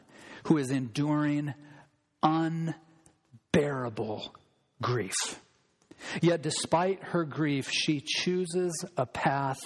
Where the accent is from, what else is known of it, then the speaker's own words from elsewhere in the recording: United States; as an American